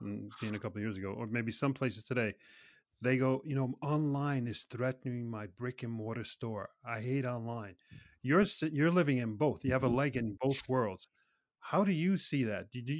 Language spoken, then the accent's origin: English; New York City, New York, United States; now in Norway; I'm from New York City.